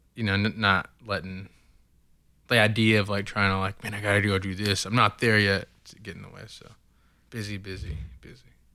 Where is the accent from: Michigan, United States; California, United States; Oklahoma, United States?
Oklahoma, United States; Oklahoma City; raised, born and raised in Oklahoma City